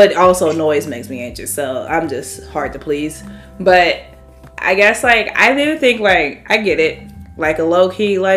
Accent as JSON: {"language": "English", "town": "St. Louis", "region": "Missouri", "country": "United States", "tie": "born or raised there", "said": "I grew up in St. Louis"}